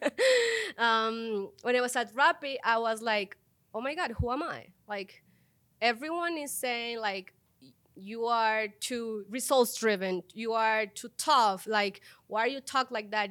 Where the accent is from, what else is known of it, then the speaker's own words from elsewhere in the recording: Colombia; moved away as an adult; now in Mexico; I was born in Colombia